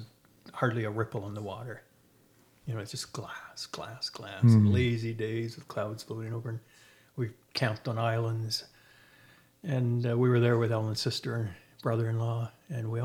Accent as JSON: {"language": "English", "area": "Algonquin Park", "region": "Ontario", "country": "Canada", "tie": "born or raised there", "moved": "yes", "lives_now": "Ottawa, Canada", "said": "when I was growing up in Algonquin Park"}